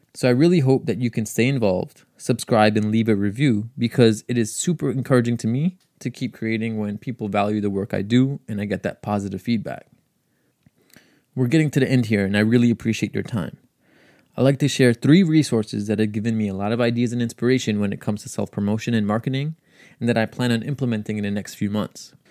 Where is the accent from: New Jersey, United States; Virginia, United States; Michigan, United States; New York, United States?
New York, United States; New York City; also born or lived in Long Island, New York; I grew up in Queens, so it's been nice to be close to home